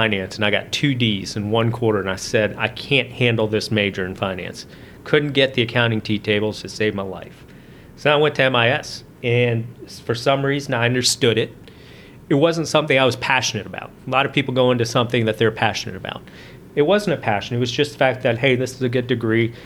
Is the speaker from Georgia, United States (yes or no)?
yes; East Cobb, Georgia, United States; also born or lived in India; I grew up right here in East Cobb